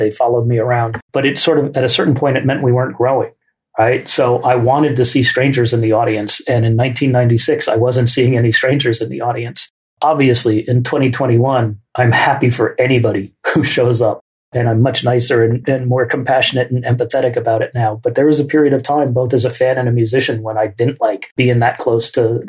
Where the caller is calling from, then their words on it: Oakland, California, United States; also born or lived in New York; I'm dialing in from Oakland, California. And when my wife and I moved out here from New York in 1996